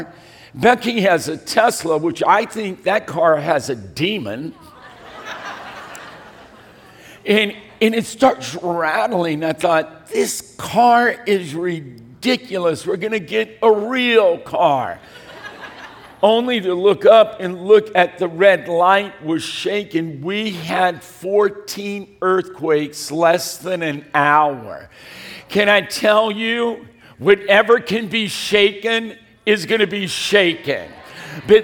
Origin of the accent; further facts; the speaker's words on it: California, United States; I'm from California